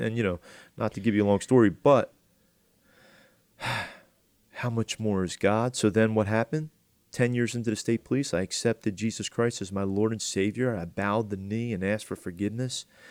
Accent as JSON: {"language": "English", "area": "Atlantic County", "region": "New Jersey", "country": "United States", "said": "I'm from Atlantic County"}